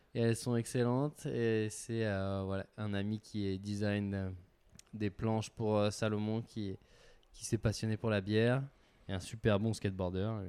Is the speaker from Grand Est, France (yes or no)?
no; Gap, Provence-Alpes-Côte d'Azur, France; now in Annecy, France; j'habite à Annecy, mais je suis originaire de Gap dans les Alpes du Sud où j'ai passé la plus grosse partie euh, de mon enfance, de mon adolescence